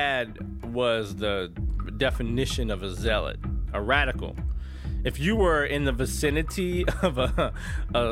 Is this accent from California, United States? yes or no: no; East Texas, United States; I grew up in East Texas, heart of the Bible Belt